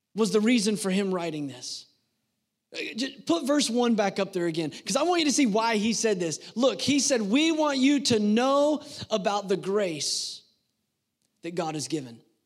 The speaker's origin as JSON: {"language": "English", "country": "United States", "tie": "born or raised there", "said": "I was born in the United States of America"}